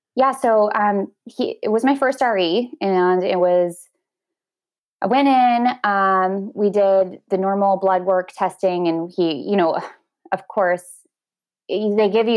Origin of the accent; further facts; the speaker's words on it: Washington, United States; also born or lived in Oregon; My husband and I live in a small town across the water by ferry from Seattle in Washington State